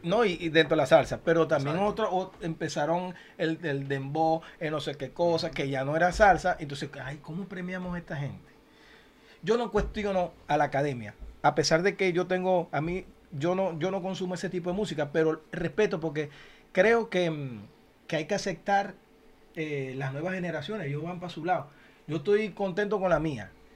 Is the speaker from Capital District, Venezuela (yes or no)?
no; Zulia, Venezuela; now in United States; a mi Zulia lo quiero